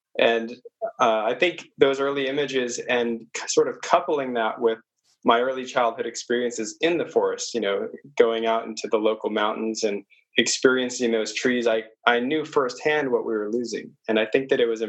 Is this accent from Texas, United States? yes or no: no; Orange County, California, United States; I actually grew up in the city, sort of a suburb. I live in Orange County, which is one of the bigger counties in California